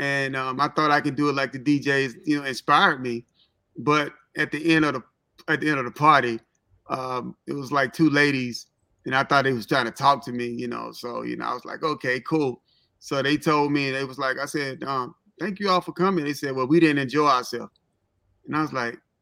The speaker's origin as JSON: {"language": "English", "town": "Memphis", "region": "Tennessee", "country": "United States", "also_born_or_lived": "Holly Springs, Mississippi / Cincinnati, Ohio", "moved": "yes", "lives_now": "Atlanta, United States", "said": "I'm actually from Memphis, Tennessee. Holly Springs, Mississippi is like 30-minute drives from Memphis. That's where I went to school"}